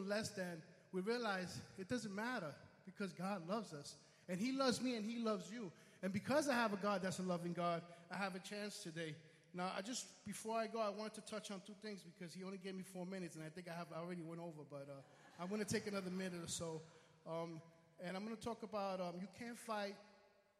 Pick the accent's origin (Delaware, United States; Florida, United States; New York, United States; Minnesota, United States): New York, United States; New York City; I'm from the Bronx. I come all the way from the Bronx here